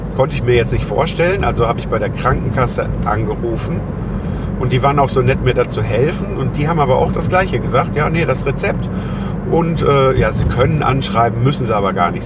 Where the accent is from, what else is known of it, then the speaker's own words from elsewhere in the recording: Germany; das Land, wo ich lebe, wo ich geboren bin, wo ich aufgewachsen bin